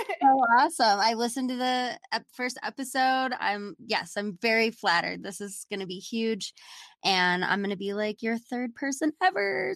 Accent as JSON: {"language": "English", "town": "Austin", "region": "Texas", "country": "United States", "tie": "born or raised there", "said": "I'm from Austin"}